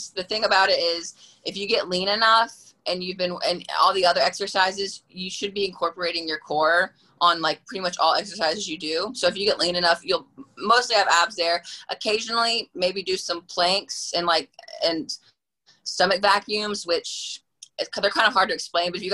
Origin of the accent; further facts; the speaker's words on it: Durham, North Carolina, United States; I'm from North Carolina, Durham, North Carolina.